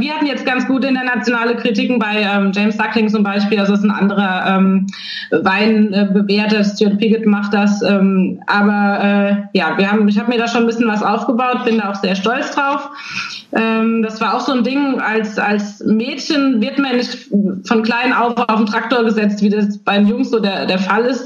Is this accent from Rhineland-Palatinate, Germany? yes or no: yes; Nierstein, Rhineland-Palatinate, Germany; Deswegen komme ich aus Nierstein, aber auch aus Schwabsburg